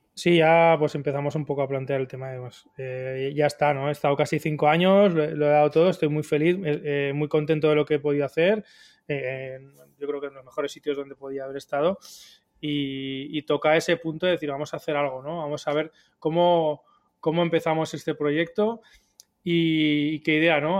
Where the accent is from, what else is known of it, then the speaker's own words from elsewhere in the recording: Huesca, Aragon, Spain; moved away as an adult; also born or lived in Barcelona; soy de Huesca